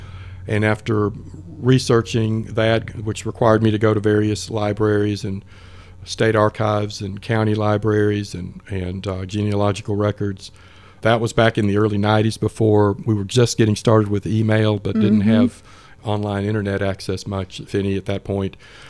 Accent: Chamblee, Georgia, United States; also born or lived in Mississippi; I grew up in Chamblee, northeast Atlanta, and graduated in 1982 from Sequoia High School.

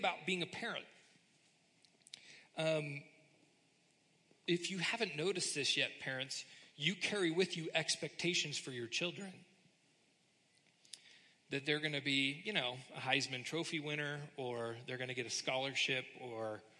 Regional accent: United States; we're kind of wired as American Christians

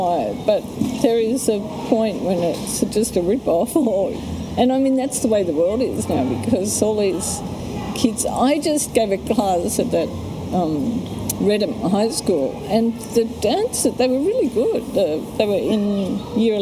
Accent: Australia; moved away; also born or lived in Europe / Sydney / Canberra; I came from Europe. I was Australian, but I was always an outsider

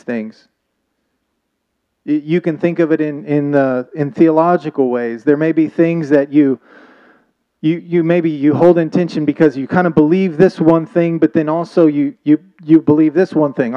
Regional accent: Oklahoma, United States; moved away; also born or lived in Thailand; I'm from Oklahoma

